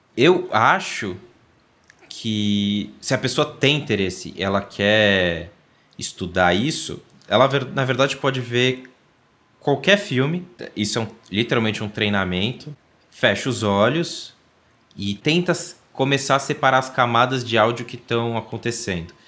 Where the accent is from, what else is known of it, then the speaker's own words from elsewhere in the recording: São Paulo, Brazil; sou paulista